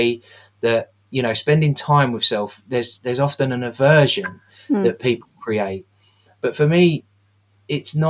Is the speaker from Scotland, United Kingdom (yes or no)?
no; London, United Kingdom; Growing up in the East End